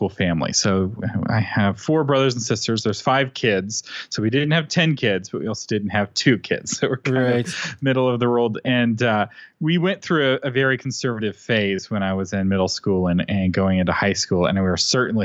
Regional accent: Austin, Texas, United States; I grew up in Austin and I grew up in a Christian family

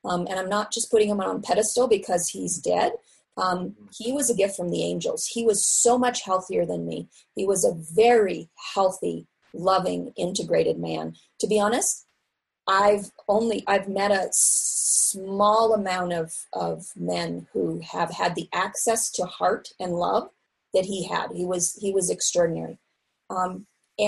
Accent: Seattle, Washington, United States; moved away; I grew up in Seattle in a family of professional artists

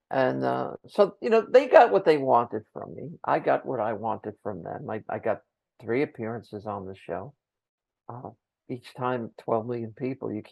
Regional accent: New Jersey, United States; And I said, I'm from Jersey.

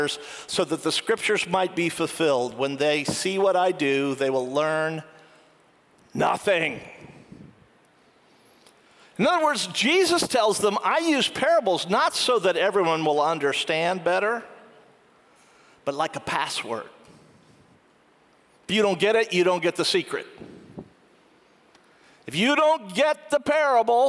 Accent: United States; I'm an American

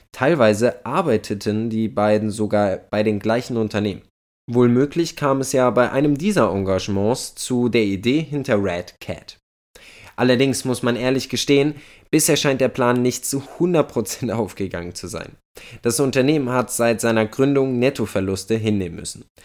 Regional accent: Germany; wir als Deutsche

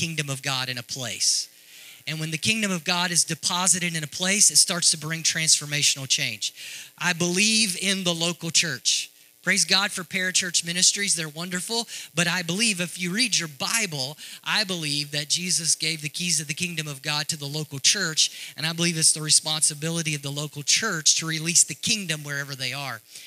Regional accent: Texarkana, United States; moved away as an adult; now in Africa; I grew up in Texarkana. I'm from Texarkana.

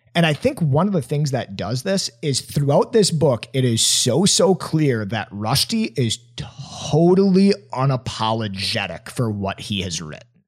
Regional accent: Appleton, Wisconsin, United States; my hometown at little old Appleton, Wisconsin

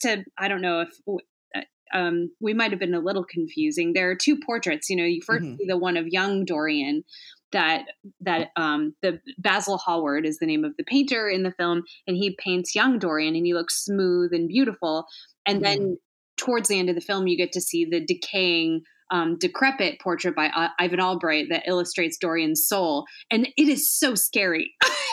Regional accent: Chicago, Illinois, United States; I'm from the Chicago area. I grew up there.

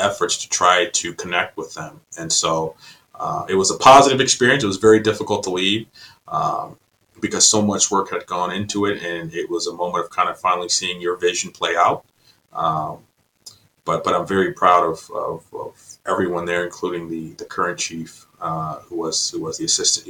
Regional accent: Vineland, New Jersey, United States; moved away as an adult; also born or lived in North Carolina / Kalamazoo, Michigan / Maryland; now in California, United States; I grew up outside of Atlantic City in Vineland, New Jersey

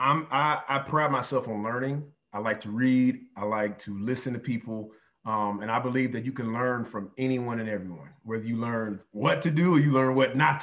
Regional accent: Durham, North Carolina, United States; moved away as an adult; also born or lived in Pennsylvania; now in Ohio, United States; I'm originally from Durham, North Carolina. And so went to Hillside High School

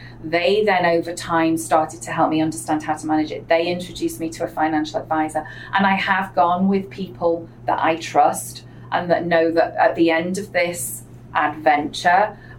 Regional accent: England, United Kingdom; accent: English; And anybody who is from England can hear in my accent, they know exactly that I don't come from a wealthy background. I know Americans just hear an English accent, but I didn't grow up with that education.

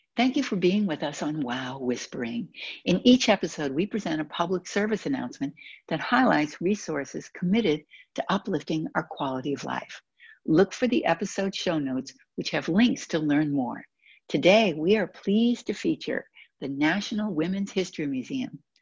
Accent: Boston, Massachusetts, United States; I'm from Boston

